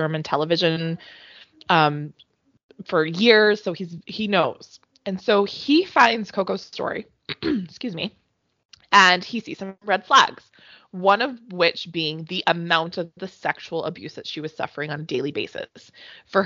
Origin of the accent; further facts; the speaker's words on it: Alberta, Canada; I'm from Alberta